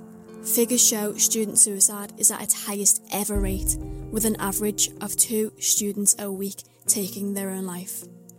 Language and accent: English; Liverpool, North West England, United Kingdom; from Liverpool.